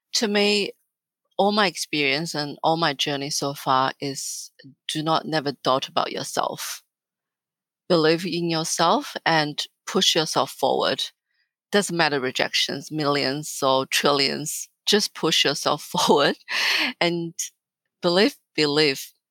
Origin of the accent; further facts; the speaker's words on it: northern China, China; moved away as an adult; also born or lived in Australia; now in Melbourne, Australia; I was born and raised and educated in China